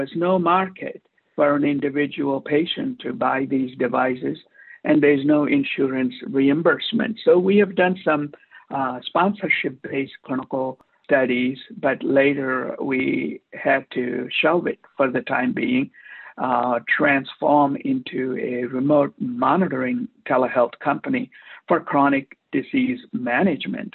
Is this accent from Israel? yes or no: no; India; now in Newport Beach, United States; I'm an Indian immigrant interventional cardiologist practicing in Newport Beach for the past 32 years